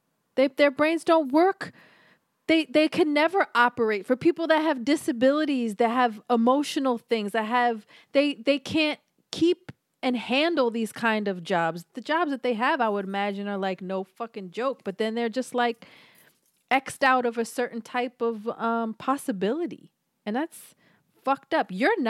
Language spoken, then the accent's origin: English; Philadelphia, Pennsylvania, United States; But again, I'm from Philly